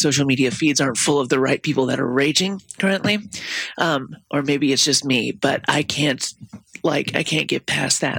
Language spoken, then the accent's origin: English; the South, United States; now in Minnesota, United States; I'm from the South